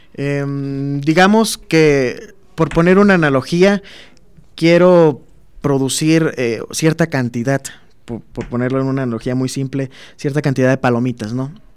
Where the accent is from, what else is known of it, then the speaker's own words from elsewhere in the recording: Minatitlán, Veracruz, Mexico; moved away as an adult; now in Guanajuato, Mexico; yo vivo en, soy de Minatitlán, Veracruz